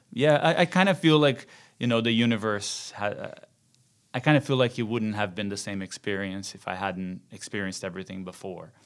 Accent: Rio de Janeiro, Brazil; moved away; Born and raised in Rio

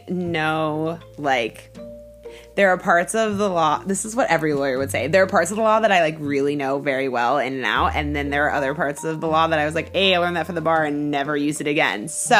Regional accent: Stuart, Florida, United States; moved away as an adult; also born or lived in Seattle, Washington; now in Los Angeles, United States; I live in LA. I'm from Seattle. I grew up in Florida. Basically, I grew up in both places.

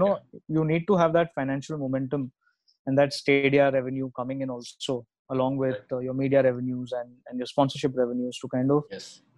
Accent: India; Out here, as the Indian society

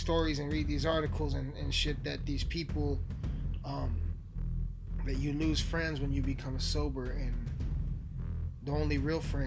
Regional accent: Colorado, United States; I'm from Colorado

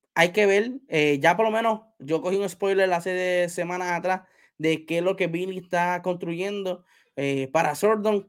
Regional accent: Puerto Rico; yo soy puertorriqueño

